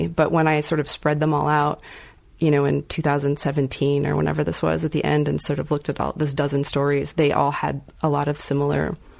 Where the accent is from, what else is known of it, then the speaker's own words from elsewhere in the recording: Lubbock, Texas, United States; also born or lived in Dallas; So I was in Lubbock at first. I was born in Lubbock and lived in Lubbock for a while. And then we ended up, went to high school in Dallas, a Dallas suburb.